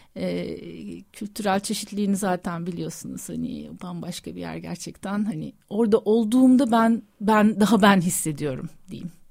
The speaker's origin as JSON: {"language": "Turkish", "town": "Antakya", "region": "Hatay", "country": "Turkey", "tie": "born or raised there", "moved": "yes", "said": "ben Amanosların yamacında Asi Nehri'nin kollarında büyüdüm, doğdum"}